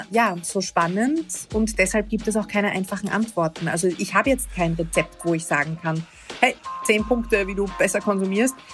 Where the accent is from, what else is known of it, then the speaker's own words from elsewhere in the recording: Vienna, Austria; Ich bin aus Wien, aus Österreich